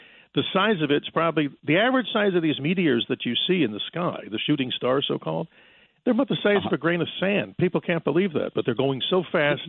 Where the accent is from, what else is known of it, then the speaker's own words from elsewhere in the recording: Arizona, United States; right here in my home state of Arizona. The alleged meteor crater that's up there just to the right of Flagstaff, Arizona.